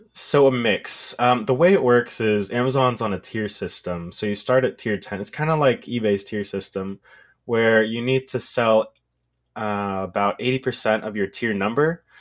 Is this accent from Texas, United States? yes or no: yes; Texas, United States; I am from Texas